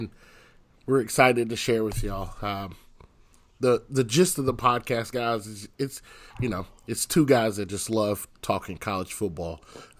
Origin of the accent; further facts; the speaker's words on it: Knoxville, Tennessee, United States; I'm from Knoxville, Tennessee.